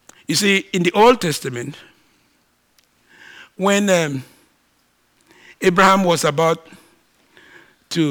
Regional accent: Nigeria; I'm a Nigerian

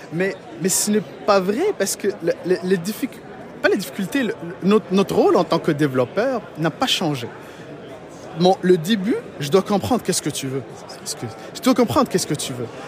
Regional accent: Morocco; also born or lived in Matane, Quebec, Canada; now in Quebec, Canada; Moi, je suis d'origine du Maroc

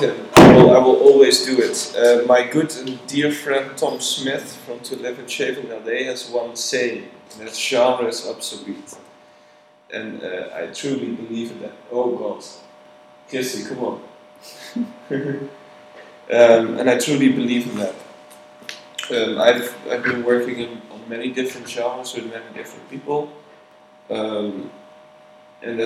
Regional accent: Netherlands; moved away as an adult; now in Berlin, Germany; I ran the label together with a couple of guys from my hometown in Holland.

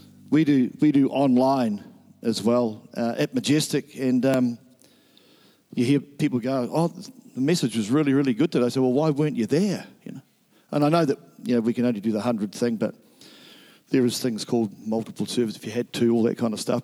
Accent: Nelson, New Zealand; moved away; Nelson is my hometown

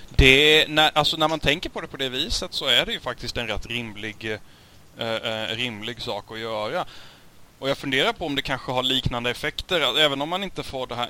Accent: Sweden; för oss som svenskar

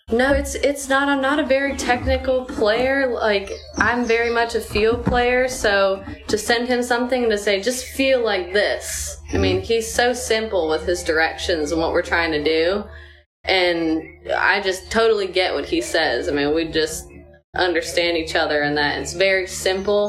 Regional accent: Cleveland, Ohio, United States; I grew up in Cleveland

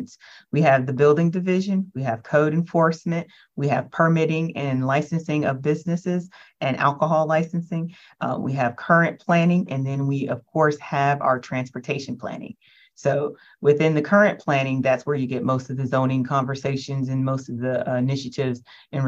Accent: Augusta, Georgia, United States; also born or lived in Hawaii / Atlanta; So I am from Augusta. I claim Augusta, and I'm proud to be from Augusta

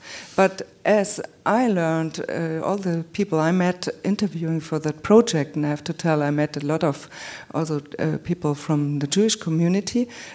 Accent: Munich, Bavaria, Germany; I was born in Munich

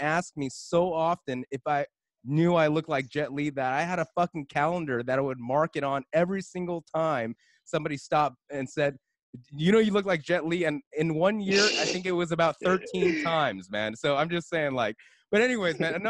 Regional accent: West Covina, California, United States; I grew up in West Covina

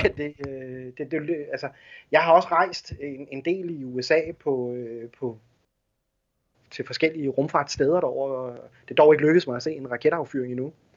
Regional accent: Denmark

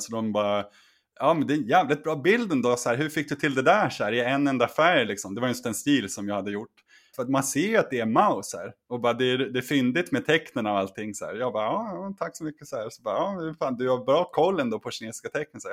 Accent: Sweden; also born or lived in China; hemma i Sverige

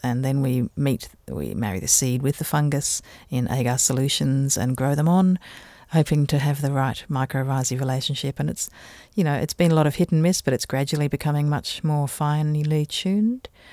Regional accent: Canberra, Australian Capital Territory, Australia; also born or lived in Adelaide, South Australia; now in Tasmania, Australia; I was born in Adelaide in South Australia and, um, we moved to Canberra

